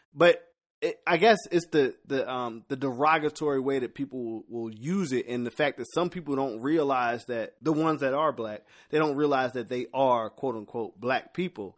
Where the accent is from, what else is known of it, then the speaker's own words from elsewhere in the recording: Philadelphia, Pennsylvania, United States; I'm from Philly